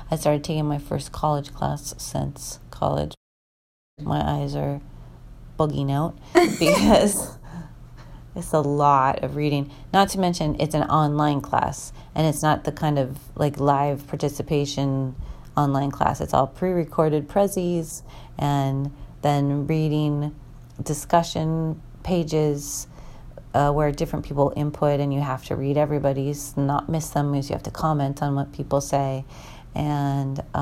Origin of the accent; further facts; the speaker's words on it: Minnesota, United States; also born or lived in Washington; I don't think I've ever been in Indiana in April growing up in Minnesota and Washington in, in April, the dogwood trees are in bloom